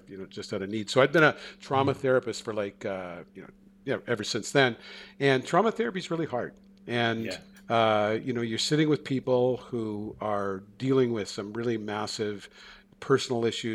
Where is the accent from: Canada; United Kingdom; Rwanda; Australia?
Canada; also born or lived in Seattle; I'm a Canadian